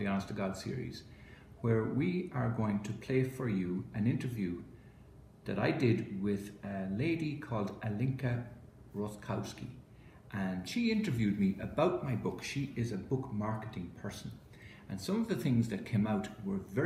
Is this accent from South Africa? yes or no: no; Ireland; I was brought up in Holy Catholic Ireland